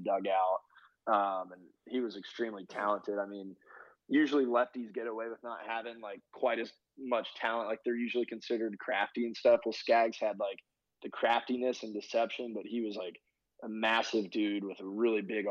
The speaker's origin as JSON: {"language": "English", "town": "The Woodlands", "region": "Texas", "country": "United States", "tie": "born or raised there", "also_born_or_lived": "Toronto", "said": "I bought a condo back where I grew up in the Woodlands, Texas"}